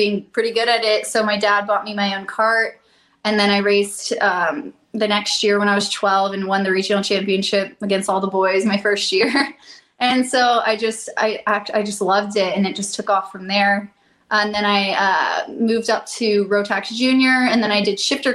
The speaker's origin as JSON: {"language": "English", "region": "Colorado", "country": "United States", "said": "I'm from Colorado"}